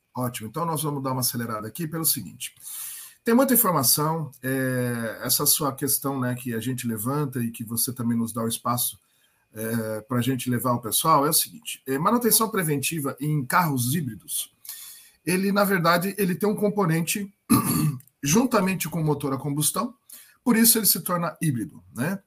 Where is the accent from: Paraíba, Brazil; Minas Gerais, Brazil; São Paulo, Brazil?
São Paulo, Brazil; Sorocaba; Eu sou é, aqui de Sorocaba